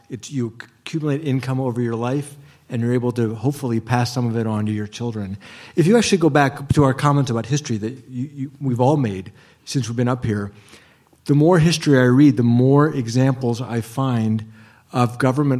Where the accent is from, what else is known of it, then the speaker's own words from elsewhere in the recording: Ohio, United States; When I grew up in Ohio, I grew up accompanying my mom